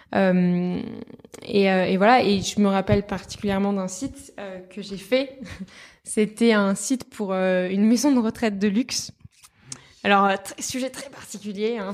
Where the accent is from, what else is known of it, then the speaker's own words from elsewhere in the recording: south of France, France; moved away; also born or lived in Paris; Maintenant je travaille à Paris mais à la base je viens du sud de la France